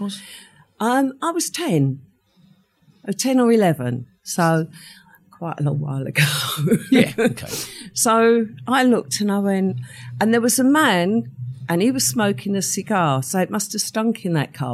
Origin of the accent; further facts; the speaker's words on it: London, United Kingdom; accent: Cockney; also born or lived in Ilford; we moved to the East End when I was four